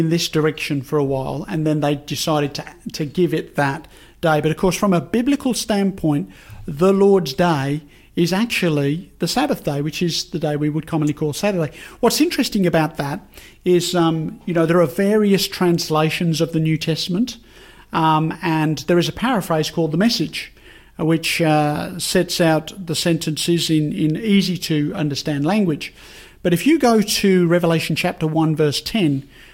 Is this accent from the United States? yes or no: no; England, United Kingdom; when I was a kid growing up in England